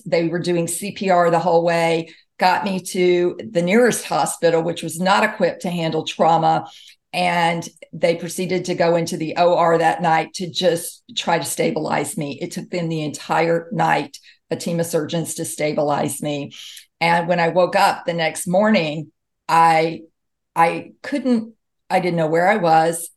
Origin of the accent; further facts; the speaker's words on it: Mississippi, United States; moved away; I grew up in Mississippi